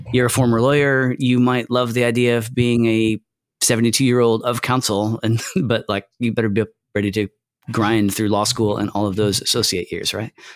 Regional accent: Michigan, United States; I'm from Michigan, too

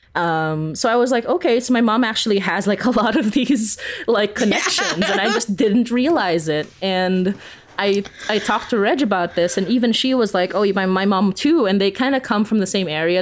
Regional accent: Philippines; now in Canada; growing up in the Philippines

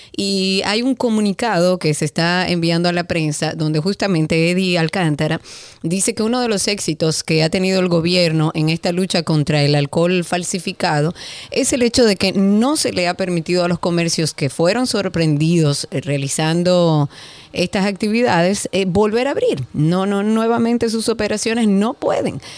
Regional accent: Dominican Republic; nuestro país

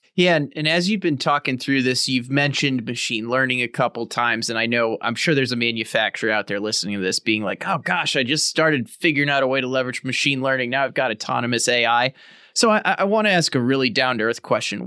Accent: St. Louis, Missouri, United States; also born or lived in California; I'm from Saint Louis, Missouri. I lived out in California for a while

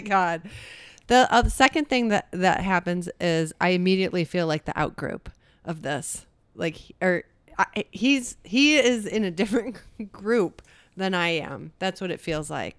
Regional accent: United States; I don't wanna identify as being an American

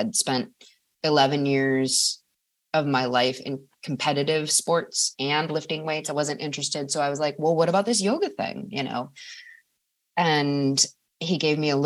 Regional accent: Madison, Wisconsin, United States; Madison, Wisconsin is my hometown

